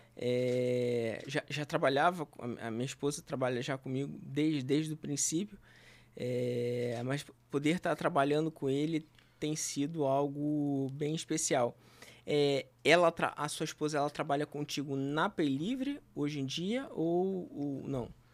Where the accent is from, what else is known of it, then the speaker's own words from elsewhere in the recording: Rio de Janeiro, Brazil; eu nasci em Senador Camará